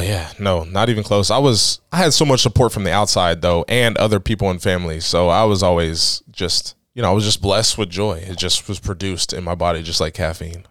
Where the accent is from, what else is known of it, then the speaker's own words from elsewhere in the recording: Tuscarawas County, Ohio, United States; I grew up on Washington Street